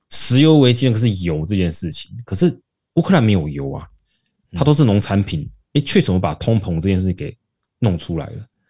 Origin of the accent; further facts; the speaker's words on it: Taiwan; 我们台湾人努力去做出这种的成果